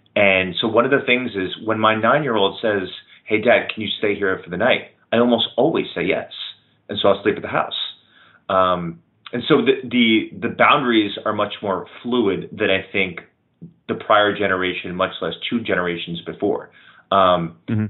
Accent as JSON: {"language": "English", "region": "New York", "country": "United States", "said": "as a New Yorker"}